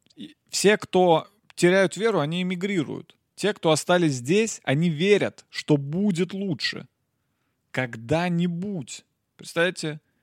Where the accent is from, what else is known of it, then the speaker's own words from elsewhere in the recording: Nizhny Novgorod, Nizhny Novgorod Oblast, Russia; я из Нижнего